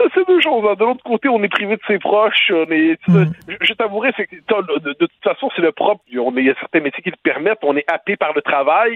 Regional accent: Quebec, Canada

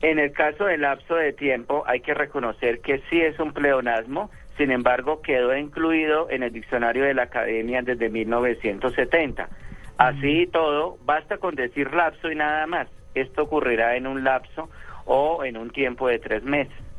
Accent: Tolima, Colombia; yo soy tolimense

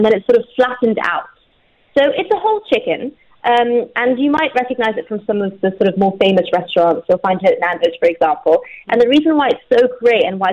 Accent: Dubai, United Arab Emirates; I grew up in Dubai.

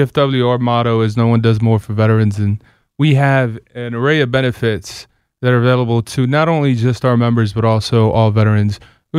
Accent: Silver Spring, Maryland, United States; I'm one of those rare locals, so I grew up here in Silver Spring, Maryland.

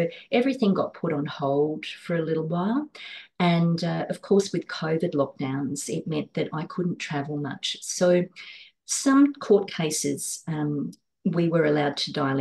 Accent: Cobar, New South Wales, Australia; now in Sydney, Australia; my hometown of Cobar in outback New South Wales

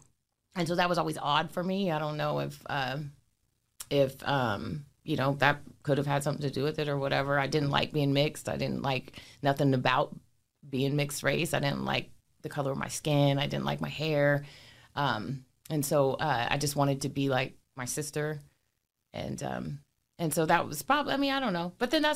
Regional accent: Portland, Oregon, United States; I grew up in North Portland and St. John's

